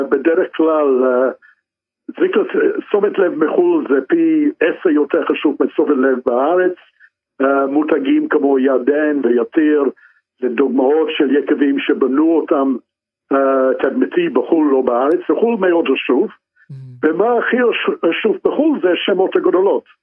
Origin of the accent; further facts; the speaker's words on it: Israel; לא לחשוב לא זרקים כי, כי אנחנו ישראלים.